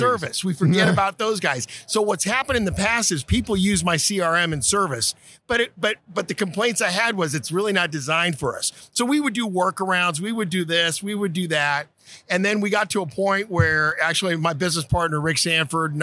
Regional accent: Havana, Cuba; also born or lived in Portland, Oregon, United States; now in Florida, United States; I was born in Havana, Cuba. I immigrated to the United States in 68, you know, ended up in Portland, Oregon

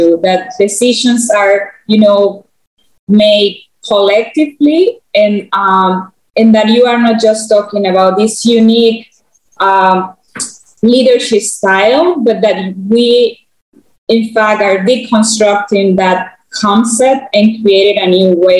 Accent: central provinces of Panama, Panama; English is a second language; I grew up in a city that is right in one of the center provinces of Panama. So I didn't grow up in the capital city.

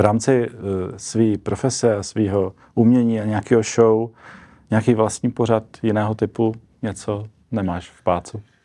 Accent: Czechia

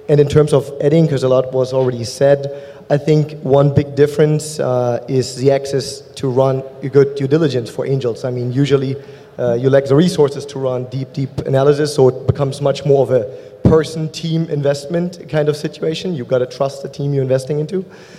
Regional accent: Germany; accent: German; English is a second language; moved away as an adult; also born or lived in Berlin, Germany; now in United States; You'll soon be able to tell by my German accent where I'm from. So Germany, Berlin is where I started my first companies.

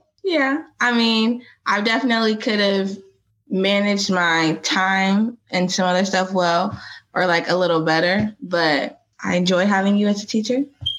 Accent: Bloomington, Illinois, United States; I was born and raised here in Bloomington, Illinois. I went to Bloomington High School.

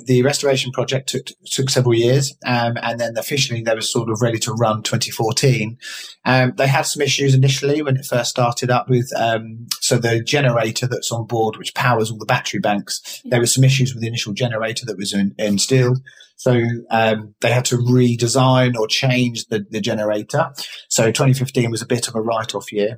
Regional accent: Eastbourne, South East England, United Kingdom; I'm from Eastbourne

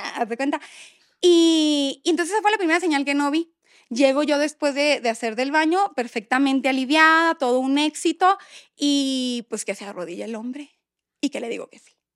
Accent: Hermosillo, Sonora, Mexico; moved away as an adult; also born or lived in Monterrey; Somos de Hermosillo, para los que no sepan, pero vivíamos en Monterrey

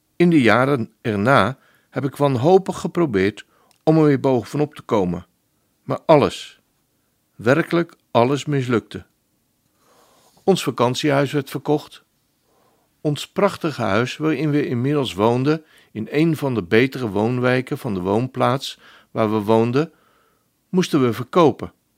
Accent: Netherlands; als een echte Nederlander

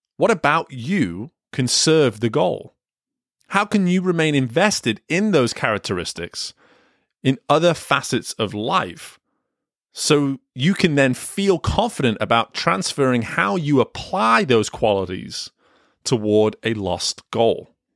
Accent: England, United Kingdom; Growing up in England, I played soccer, football, whatever you wanna call it, all the way up until the age of eighteen.

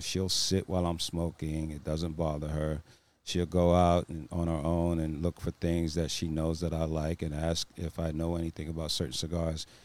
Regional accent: East Coast, United States; moved away; We're both from the East Coast, and we left there for a reason

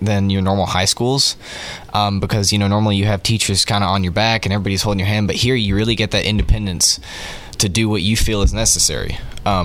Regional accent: Hendersonville, Tennessee, United States; I'm from Hendersonville, Tennessee

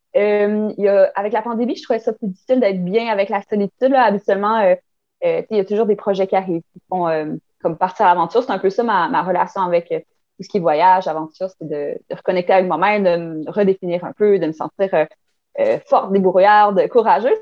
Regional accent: Chandler, Quebec, Canada; Je viens de Chandler, en Gaspésie

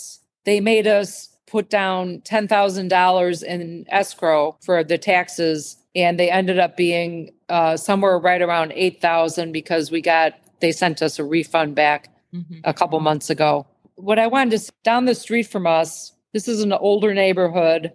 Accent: near Orland Park, Illinois, United States; moved away as an adult; also born or lived in Chicago, Illinois; now in Cape Coral, United States; right next to Orland Park, in the town that I grew up in after we moved from Chicago

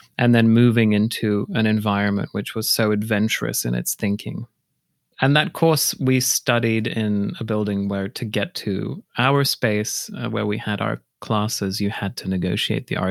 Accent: Poland; also born or lived in Australia / United Kingdom; now in Minneapolis, United States; I grew up in Poland

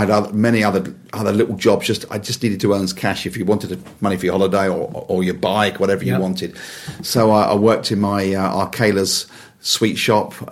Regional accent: Wembley, London, United Kingdom; I was born in Wembley

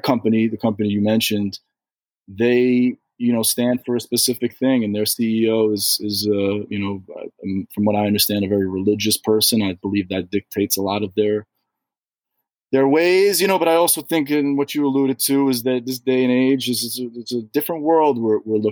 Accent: New York City, New York, United States; I'm from New York City.

